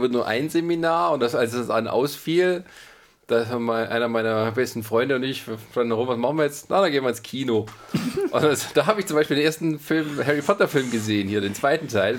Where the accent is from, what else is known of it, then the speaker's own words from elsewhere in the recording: Baden-Württemberg, Germany; da wo ich herkomme, Baden-Württemberg